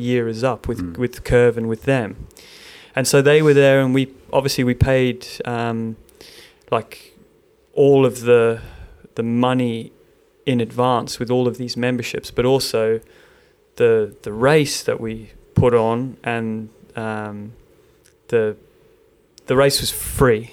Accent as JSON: {"language": "English", "country": "South Africa", "moved": "yes", "lives_now": "Melbourne, Australia", "said": "I'm South African"}